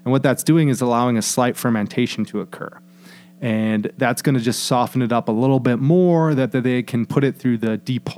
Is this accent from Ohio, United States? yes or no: yes; Sandusky, Ohio, United States